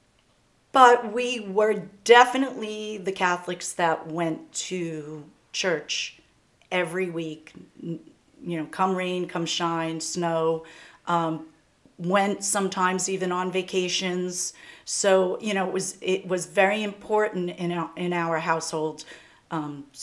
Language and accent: English; Valley Stream, New York, United States; I grew up in Valley Stream